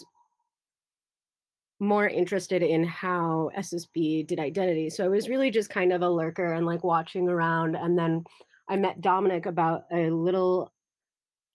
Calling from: Hawaii, United States; I'm calling in from Hawaii in the US

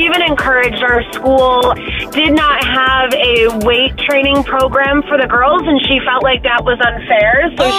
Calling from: Warren, Michigan, United States; So I am in Warren, Michigan.

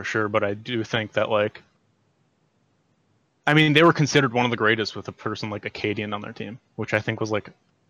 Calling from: North Royalton, Ohio, United States; I'm from North Royalton, Ohio. It's near Cleveland.

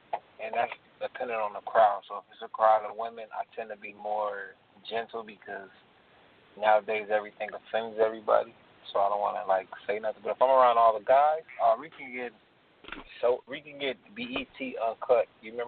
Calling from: Atlanta, Georgia, United States; calling from Atlanta.

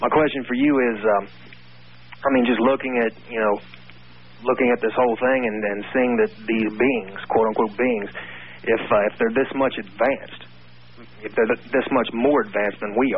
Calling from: Cincinnati, Ohio, United States; I'm calling from Cincinnati, Ohio, east of the Rockies.

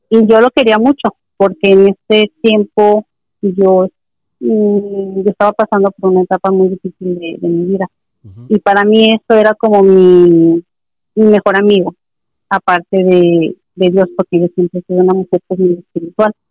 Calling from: Ensenada, Baja California, Mexico; de Baja California.

